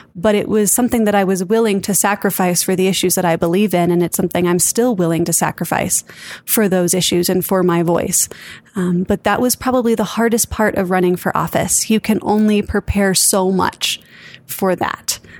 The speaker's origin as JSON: {"language": "English", "town": "Santa Fe", "region": "New Mexico", "country": "United States", "tie": "born or raised there", "said": "born and raised in Santa Fe, New Mexico"}